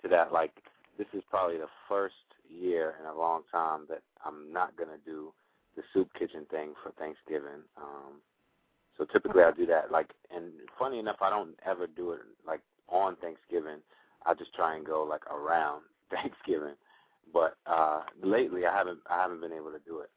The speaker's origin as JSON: {"language": "English", "region": "New York", "country": "United States", "said": "I'm I'm from New York"}